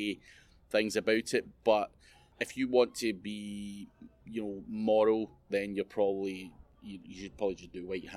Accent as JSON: {"language": "English", "region": "Scotland", "country": "United Kingdom", "said": "being Scottish"}